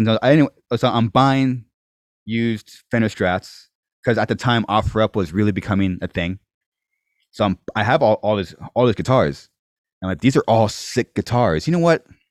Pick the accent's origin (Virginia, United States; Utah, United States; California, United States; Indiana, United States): California, United States; Corona; I'm born, raised here